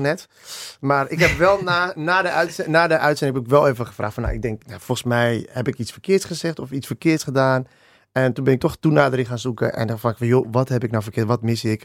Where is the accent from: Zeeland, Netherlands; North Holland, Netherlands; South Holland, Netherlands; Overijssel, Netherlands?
Overijssel, Netherlands; Dedemsvaart; also born or lived in Australia; wij zijn echt eh, opgegroeid in Dedemsvaart. in, in, ja, dat is in Overijssel